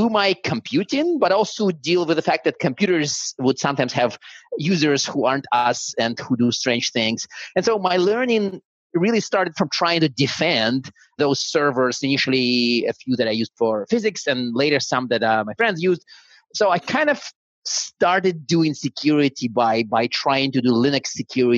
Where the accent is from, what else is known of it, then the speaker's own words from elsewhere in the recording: Siberia, Russia; first language Russian; English is a second language; moved away; I was born in Siberia, and now in my hometown in Siberia, there was exactly one school that actually taught English from first grade.